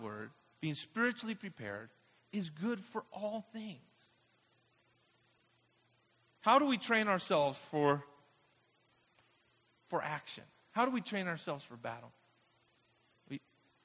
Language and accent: English; Mexico; moved away; I grew up in Mexico, a staunch Catholic tradition